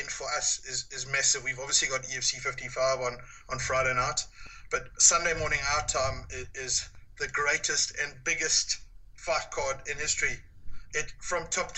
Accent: Durban, KwaZulu-Natal, South Africa; my hometown Durban

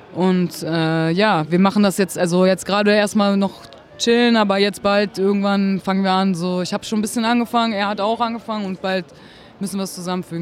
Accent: Berlin, Germany; Ich bin halt in Berlin geboren, so, habe halt immer da gelebt, also nie woanders

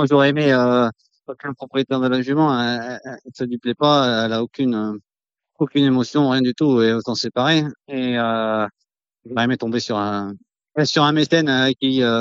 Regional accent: Vénès, Occitania, France; born there

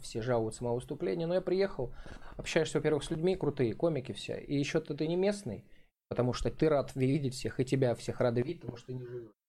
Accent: Krasnodar, Krasnodar Krai, Russia; «Клуб миллионеров» был у нас там какой-то в Краснодаре

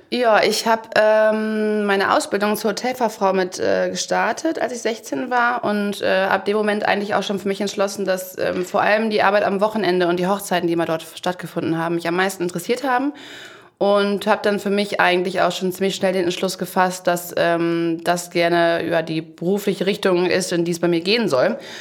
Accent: Aulendorf, Baden-Württemberg, Germany; ich komme aus Aulendorf

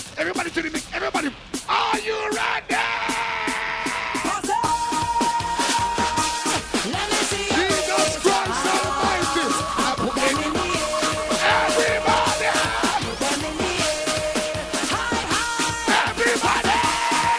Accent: Jamaica; I am from Moby

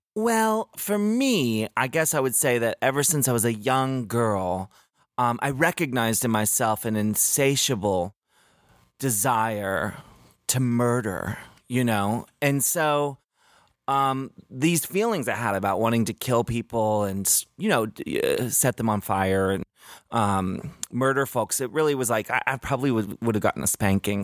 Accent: Maryland, United States; 'Cause I grew up in Maryland

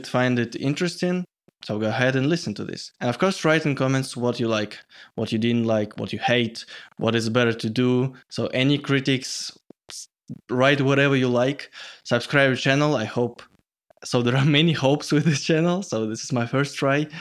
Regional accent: Moscow, Russia; English is a second language; I'm from Moscow

